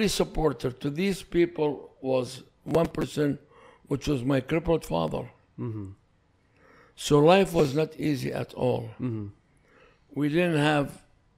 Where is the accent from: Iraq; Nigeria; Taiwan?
Iraq; English is a second language; moved away as an adult; also born or lived in Athens, Greece; now in United States; I left Iraq when I was 26 years old